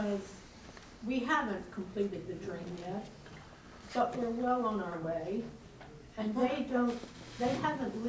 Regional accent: Washington, District of Columbia, United States; I grew up in Washington, D.C., Maryland area

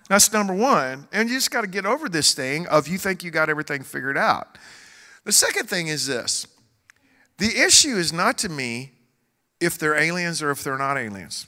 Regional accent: Joshua, Texas, United States; I'm from Joshua, Texas

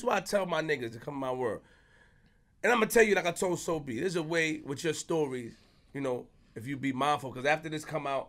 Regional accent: Queens, New York, United States; I put everything out, nigga. I'm from Queens.

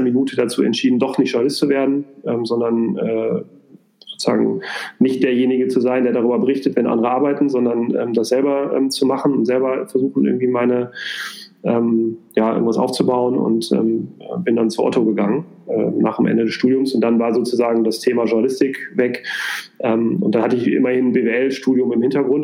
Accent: Minden, North Rhine-Westphalia, Germany; moved away as an adult; also born or lived in near Düsseldorf; now in Hamburg, Germany; ich bin in der Nähe von Düsseldorf geboren, habe da auch die ersten sechs Jahre gewohnt ähm, und bin dann in Minden aufgewachsen

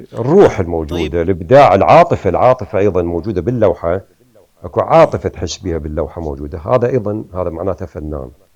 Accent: Iraq; moved away as an adult; also born or lived in Kharkiv, Ukraine; now in Canada

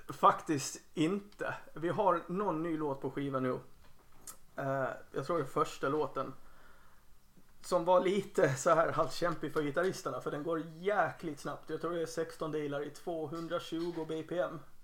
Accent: Helsingborg, Skåne, Sweden; moved away as an adult; now in Gotland, Sweden; jag spelade med ett par andra band i Helsingborg där jag är uppvuxen

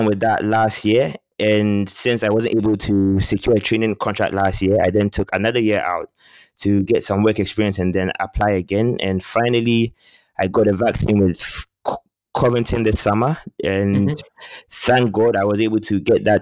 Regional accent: Ghana; moved away as an adult; also born or lived in London, United Kingdom / Midwest, United States; I was born in London, but I'm actually from Ghana. So I left the UK when I was 3, and then I moved back to Ghana where I did most of my schooling.

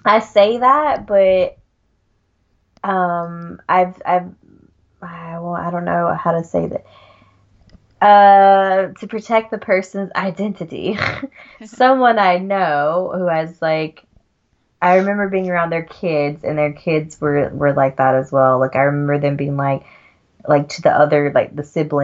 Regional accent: Georgia, United States; accent: Southern; moved away as an adult; also born or lived in Utah; now in Germany; I grew up in Georgia, so in like in the deep South

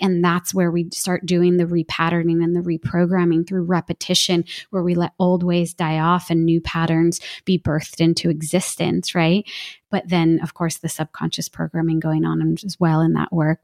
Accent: New Jersey, United States; I'm from New Jersey

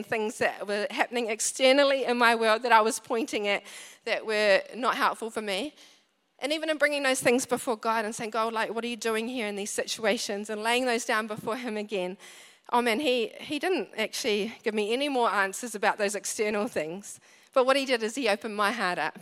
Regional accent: Wellington, New Zealand; moved away; I come from Wellington

